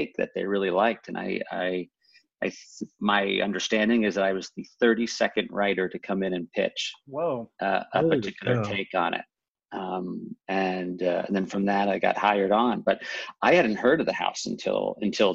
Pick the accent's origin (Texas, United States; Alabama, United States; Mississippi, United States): Texas, United States; Houston; now in Los Angeles, United States; I live in LA, but I'm from Houston.